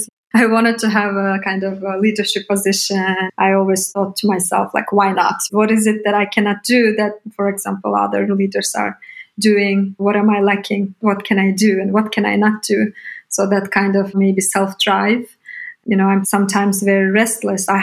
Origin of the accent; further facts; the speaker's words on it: Bishkek, Kyrgyzstan; moved away as an adult; also born or lived in United States; I come from Bishkek, Kyrgyzstan. I was born and grew up there up until 18.